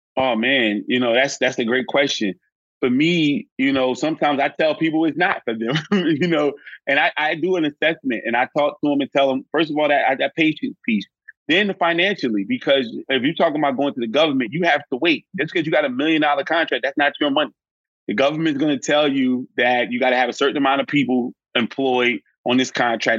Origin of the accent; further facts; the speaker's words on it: Newark, New Jersey, United States; I was born and raised in Newark, New Jersey.